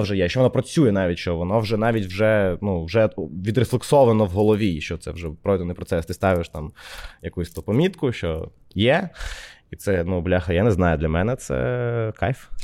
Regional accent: Odesa, Odesa Oblast, Ukraine; now in Kyiv, Ukraine; я з Одеси

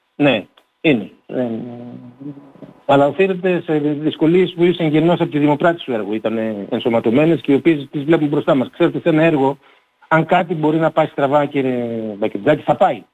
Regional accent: Thrace, Greece; Όλοι είμαστε Θρακιώτες.

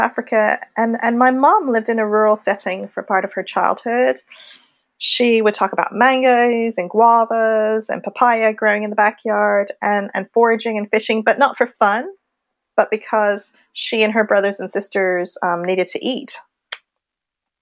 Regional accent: Montreal, Quebec, Canada; also born or lived in Wimbledon, London / Laurentian Mountains / France / Tbilisi; now in London, United Kingdom; I was born in London. I was raised in Montreal, Canada.

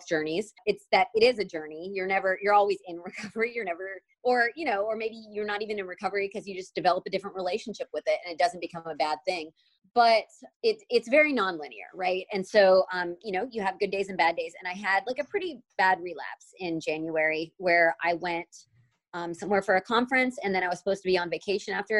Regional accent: Alabama, United States; I grew up in Alabama

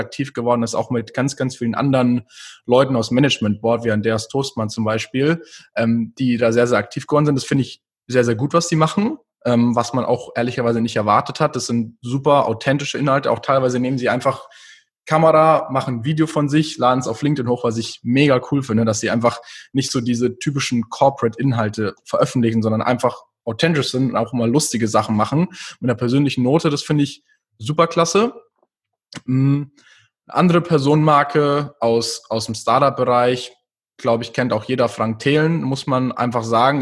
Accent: near Munich, Bavaria, Germany; also born or lived in New York; Ich bin äh, in der Nähe von München geboren und aufgewachsen

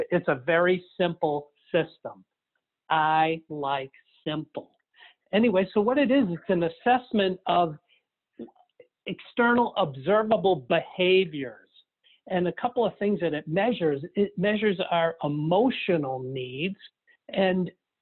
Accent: Nashua, New Hampshire, United States; also born or lived in Wolfeboro, New Hampshire; my hometown dentist back in Nashville, New Hampshire.

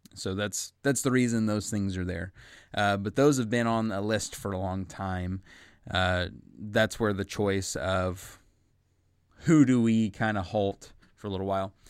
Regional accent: United States; I'm an American. I live in America, you know, the United States of America

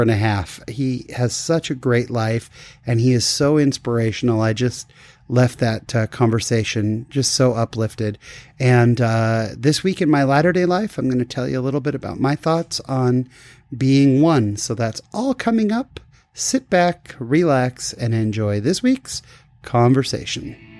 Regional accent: California, United States; I grew up in California

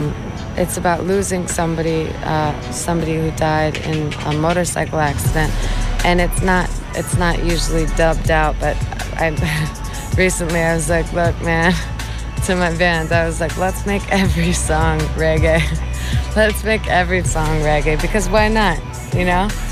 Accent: Chicago, Illinois, United States; here in my hometown

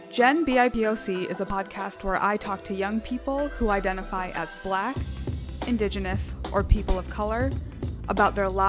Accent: El Salvador; born there; moved away; Yeah, so like I said, I was born in El Salvador. So being

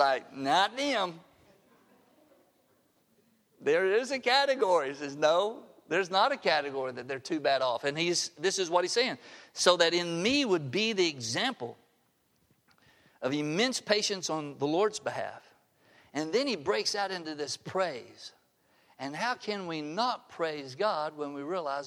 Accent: the South, United States; moved away; I grew up in the South

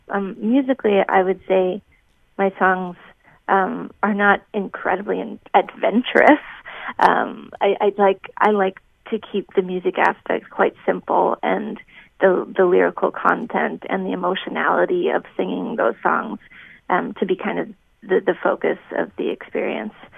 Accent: Minnesota, United States; now in Boston, United States; I'm from Minnesota and grew up with some some music in the family

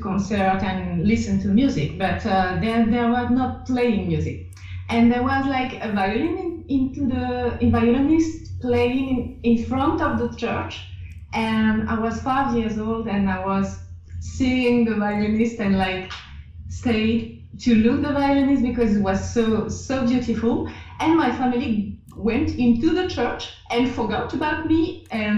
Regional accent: France; accent: French; English is a second language; my French accent

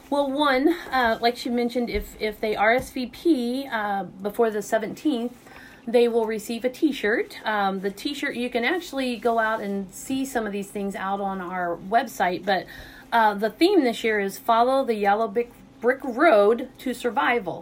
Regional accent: Southeast Missouri, United States; also born or lived in Rolla, Missouri; I'm originally from Southeast Missouri, so I've been in Rolla since 1990

